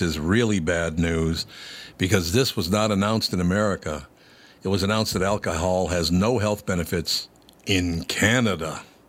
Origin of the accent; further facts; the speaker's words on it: Minneapolis, Minnesota, United States; Let me tell you, I grew up in North Minneapolis